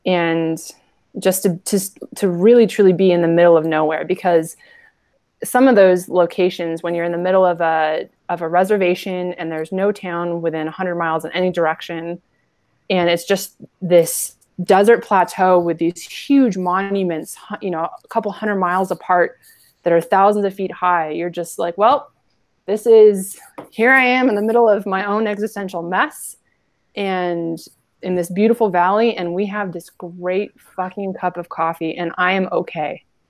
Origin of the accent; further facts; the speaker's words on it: American Southwest, United States; now in Montana, United States; I grew up in the American Southwest, and I'm here in Montana